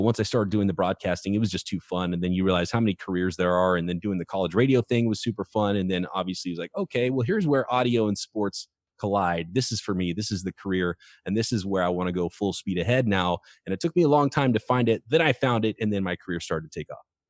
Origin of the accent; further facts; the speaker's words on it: Visalia, California, United States; Growing up in Central California, a town called Visalia, California